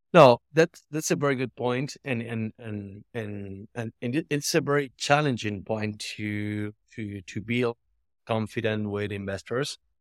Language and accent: English; Argentina; I'm from Argentina